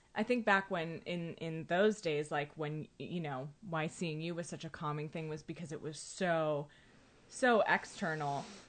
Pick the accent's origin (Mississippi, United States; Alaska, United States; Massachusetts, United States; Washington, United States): Massachusetts, United States; Andover; I'm from Andover, Massachusetts.